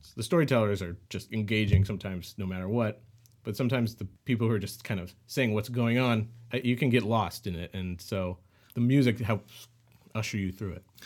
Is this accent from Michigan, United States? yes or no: no; St. Louis, Missouri, United States; moved away as an adult; also born or lived in Bay Area, California; now in Los Angeles, United States; I'm from Saint Louis, uh, born and raised, and then I moved out he, out to the west coast, to the Bay Area